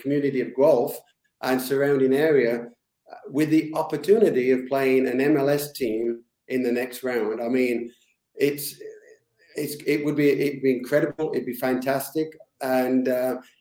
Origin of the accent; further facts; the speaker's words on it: England, United Kingdom; now in Canada; a kid growing up in England